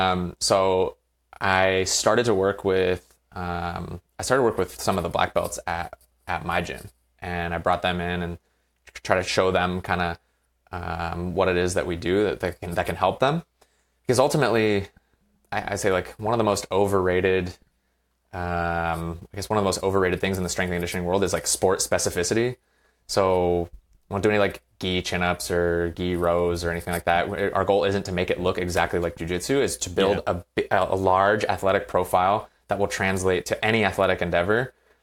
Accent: Virginia, United States; now in California, United States; I played growing up in Virginia on the East Coast. And when I was done playing, I moved out here to California

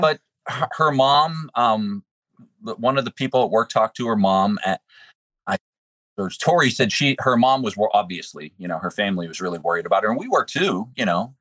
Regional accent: Pittsburgh, Pennsylvania, United States; now in West Virginia, United States; I'm from Pittsburgh originally.

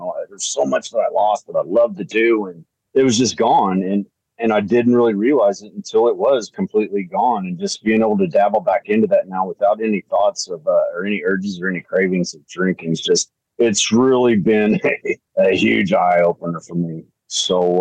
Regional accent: small town outside Evansville, Southern Indiana, United States; I'm from Southern Indiana, a little small town outside of Evansville

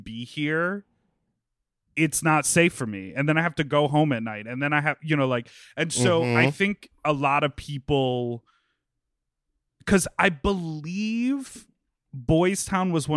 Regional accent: Evanston, Illinois, United States; moved away as an adult; also born or lived in Chicago; I grew up in Evanston

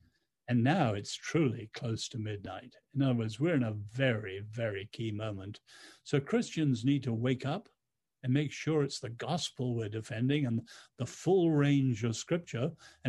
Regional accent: China; now in United States; growing up in China under the Chinese Revolution, I've always had an incredible sense of time, urgency, kairos.

